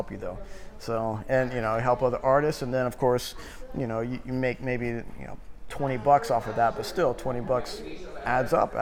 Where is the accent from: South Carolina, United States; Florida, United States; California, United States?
South Carolina, United States; Florence; moved away as an adult; also born or lived in New Orleans / New York / Europe; now in Columbia, United States; I came back to South Carolina as my home state. I grew up in Florence. So I'm a South Carolina boy through and through.